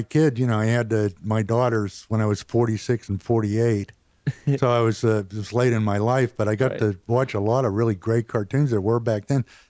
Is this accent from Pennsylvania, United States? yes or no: yes; State College, Pennsylvania, United States; then my dad took a post at Penn State, so I was raised up in State College, Pennsylvania